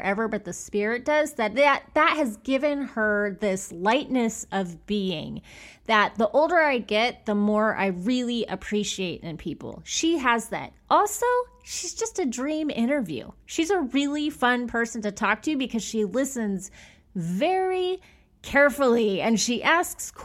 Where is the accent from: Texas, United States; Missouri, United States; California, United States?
California, United States; Bakersfield; now in Los Angeles, United States; I'm from Bakersfield.